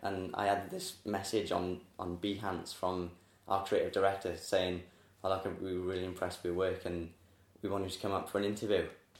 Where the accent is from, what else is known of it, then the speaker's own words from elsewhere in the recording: the Valleys, Wales, United Kingdom; also born or lived in Cardiff; I'm sort of from, like, the valleys.